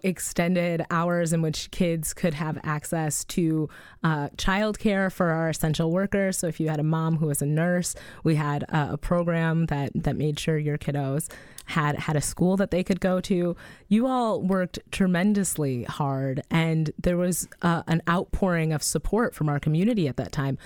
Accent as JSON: {"language": "English", "town": "Madison", "region": "Wisconsin", "country": "United States", "said": "I'm from Madison"}